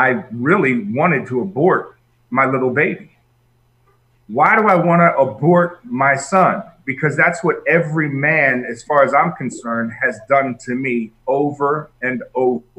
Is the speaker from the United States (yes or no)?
yes; Northeast, United States; I grew up in the Northeast, New York, New Jersey, Pennsylvania